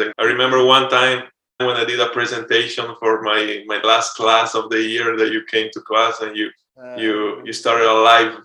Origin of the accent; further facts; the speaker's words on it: Milan, Lombardy, Italy; moved away as an adult; also born or lived in Texas; now in Miami, United States; I'm from Milan, Italy. And I came to the U.S. 5-6 years ago